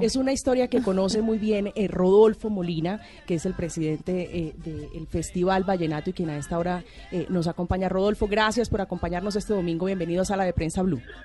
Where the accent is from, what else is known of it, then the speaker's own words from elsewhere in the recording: Villanueva, La Guajira, Colombia; mi tierra, Villanueva Guajira